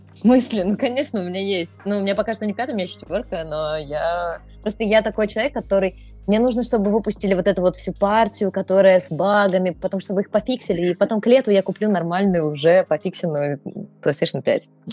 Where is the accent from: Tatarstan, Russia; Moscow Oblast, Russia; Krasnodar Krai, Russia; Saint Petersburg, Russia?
Moscow Oblast, Russia; Podolsk; родилась в Подмосковье, в Подольске